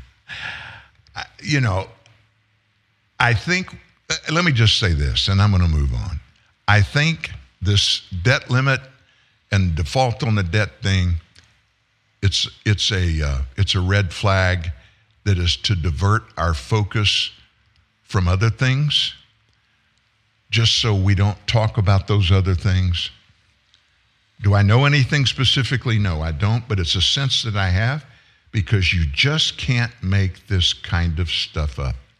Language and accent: English; Lafayette, Louisiana, United States; growing up in South Louisiana in a good sized town, 100,000 people, not a big city, Lafayette, Louisiana